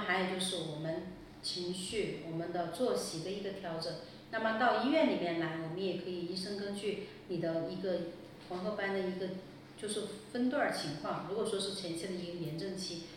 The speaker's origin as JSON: {"language": "Chinese", "region": "Sichuan", "country": "China", "accent": "Sichuanese", "said": "我们四川话说的皮翻翻"}